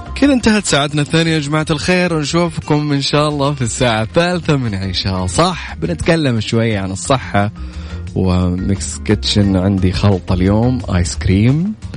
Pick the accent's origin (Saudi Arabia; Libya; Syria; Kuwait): Saudi Arabia; بلدنا خميس مشيط